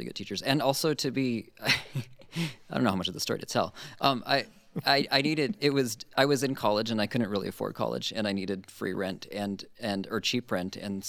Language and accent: English; Honolulu, Hawaii, United States; moved away; I grew up in Honolulu